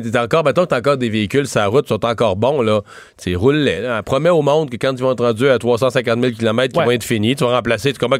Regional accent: Canada; c'est chez nous, au Canada

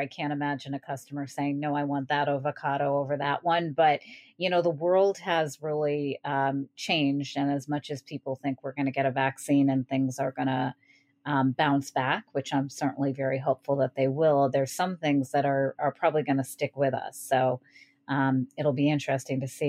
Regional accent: United States; I grew up very close to Canada near Montreal

